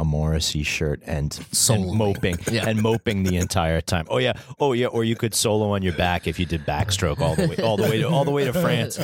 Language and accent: English; New York City, New York, United States; I grew up in Queens.